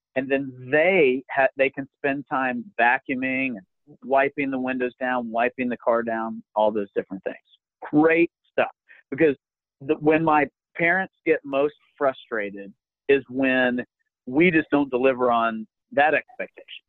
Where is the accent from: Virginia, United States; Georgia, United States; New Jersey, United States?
Georgia, United States; Alpharetta; my hometown of Alpharetta Roswell